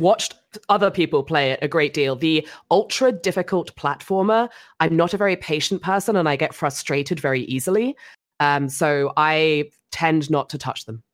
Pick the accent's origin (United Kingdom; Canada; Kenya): United Kingdom; England; being English